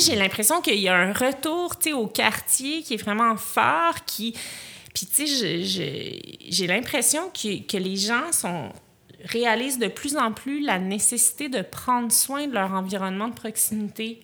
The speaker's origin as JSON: {"language": "French", "town": "Montreal", "region": "Quebec", "country": "Canada"}